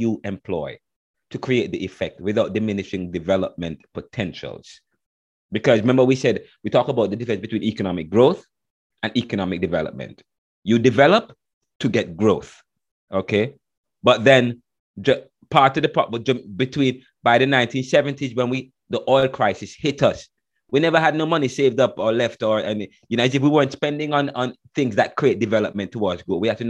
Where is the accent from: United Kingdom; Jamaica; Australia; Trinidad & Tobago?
Jamaica; now in United States; I'm Jamaican.